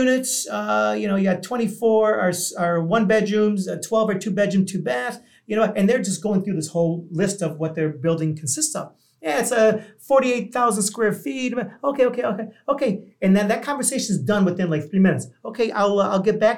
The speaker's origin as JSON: {"language": "English", "region": "New York", "country": "United States", "moved": "yes", "lives_now": "Los Angeles, United States", "said": "I'm originally from New York. I live"}